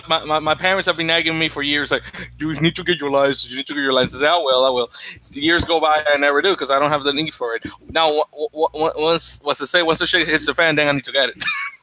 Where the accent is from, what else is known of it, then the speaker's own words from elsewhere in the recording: New York, United States; I don't know how to drive. I'm a New Yorker.